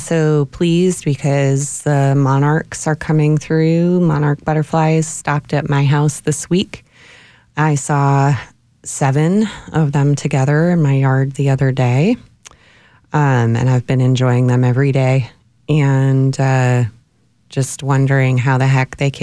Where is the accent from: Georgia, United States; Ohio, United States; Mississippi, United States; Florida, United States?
Ohio, United States; Cleveland; now in Austin, United States; I'm originally from Cleveland, Ohio